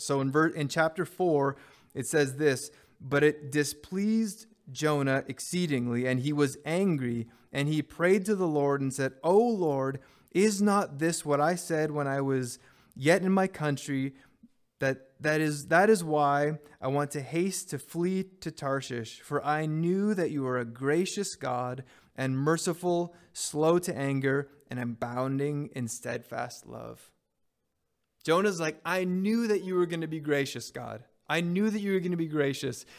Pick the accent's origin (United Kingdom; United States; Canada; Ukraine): Canada; Montreal, Quebec; moved away; my high school years, I grew up in Montreal.